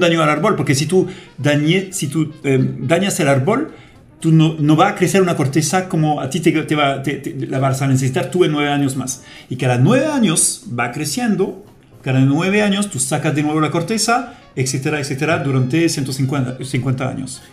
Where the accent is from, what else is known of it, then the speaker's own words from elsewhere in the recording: France; Spanish is a second language; moved away as an adult; also born or lived in Saudi Arabia / South Africa / Ivory Coast; now in Chile; soy francés y llegué a Chile por primera vez en el 98